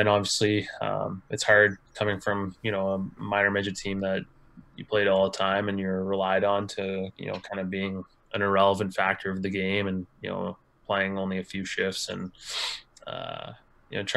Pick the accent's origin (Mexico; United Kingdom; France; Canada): Canada; Kincardine, Ontario; Yeah, it was uh, it was it was uh, unique for sure.